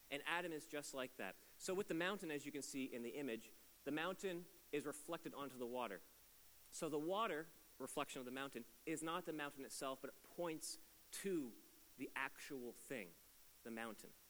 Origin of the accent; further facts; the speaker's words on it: East Coast, Canada; I am not from here. I am from the east coast of Canada. I don't sound like I should because my accent's been dulled down a little bit.